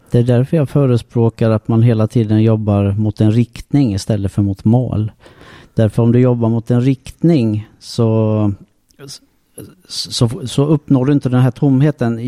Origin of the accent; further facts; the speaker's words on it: Sweden; jag är född i Sverige